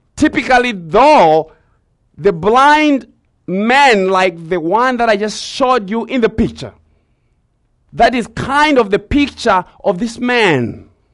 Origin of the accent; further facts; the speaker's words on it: Zimbabwe; growing up in Zimbabwe